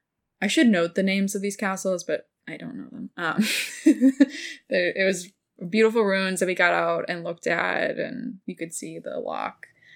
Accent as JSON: {"language": "English", "region": "Wisconsin", "country": "United States", "tie": "born or raised there", "said": "I grew up in Wisconsin."}